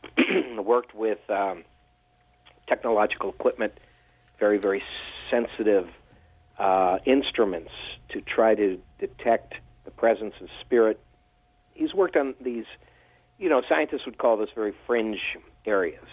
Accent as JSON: {"language": "English", "area": "near Washington D.C.", "region": "District of Columbia", "country": "United States", "tie": "born or raised there", "said": "I grew up near Washington D.C."}